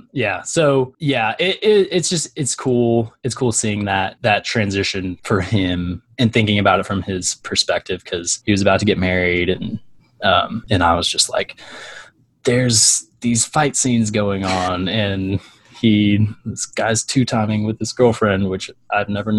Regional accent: Little Rock, Arkansas, United States; my life was so mundane growing up in Little Rock, Arkansas

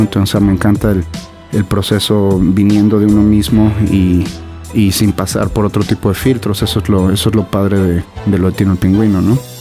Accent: Mexico; los mexas sobre todo vivimos

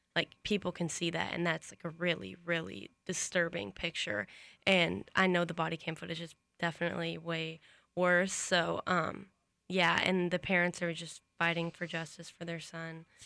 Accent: Arkansas, United States; now in Florida, United States; I'm from Arkansas

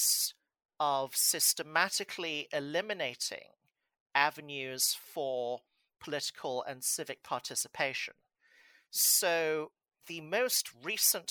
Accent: Hong Kong; moved away as an adult; also born or lived in New York, United States; now in Montreal, Canada; born in Hong Kong and naturalized at a very young age. I then grew up mostly in Hong Kong

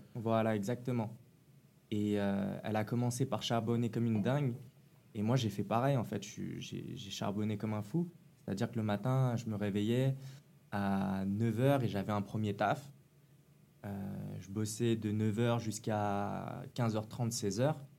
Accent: Paris, Île-de-France, France; moved away; also born or lived in Nantes; je suis de Paris 13e, comme vous

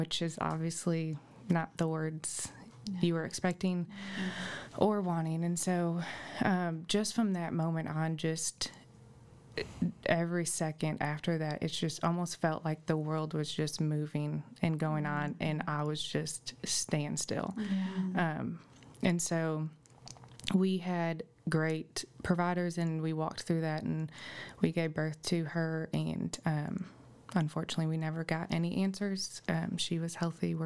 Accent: Illinois, United States; now in Greenbrier, United States; I am originally from Illinois. I moved here and met my husband at New Life

